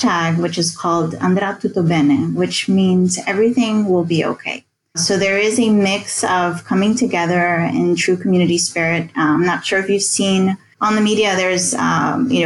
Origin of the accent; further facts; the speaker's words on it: New York City, United States; moved away as an adult; now in Rome, Italy; I grew up in the New York City, New Jersey area.